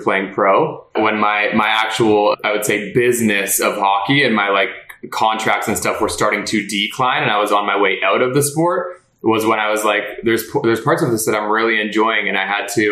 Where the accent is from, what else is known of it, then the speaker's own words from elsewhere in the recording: Los Angeles, California, United States; I was born in California. I became a Cali kid and immediately was put into hockey